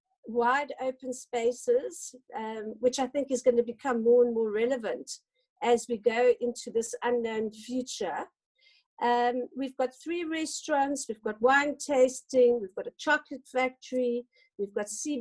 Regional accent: Paarl, Western Cape, South Africa; I grew up on Fairview Wine Estate

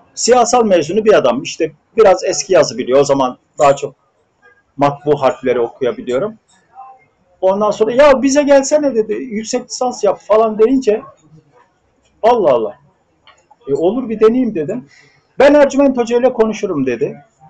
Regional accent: Hendek, Sakarya, Turkey; bir Karadenizli tütüncü ailesinin çocuğu olarak Atapazarı'nda Hendek kazasının bir tütüncü köyünde doğdum.

